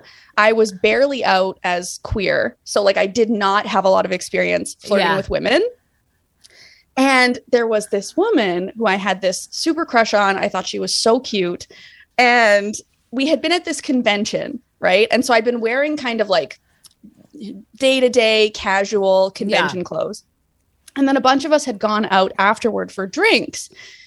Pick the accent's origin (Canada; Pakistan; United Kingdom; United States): Canada; Manitoba; I'm from Canada. Yeah, I'm from Manitoba.